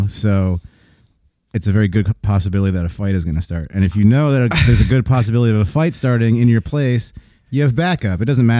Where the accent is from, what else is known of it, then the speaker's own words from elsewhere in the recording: Long Island, New York, United States; I'm from Long Island.